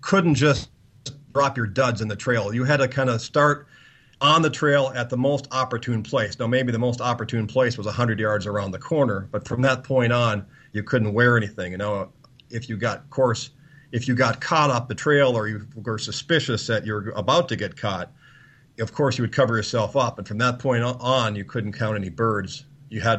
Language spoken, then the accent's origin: English; United States; being an American